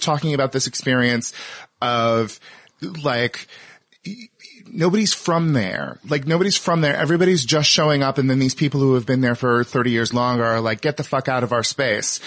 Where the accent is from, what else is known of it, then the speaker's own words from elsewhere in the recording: Northern California, United States; moved away as an adult; also born or lived in Minnesota; I'm from Northern California, but I went to law school in Minnesota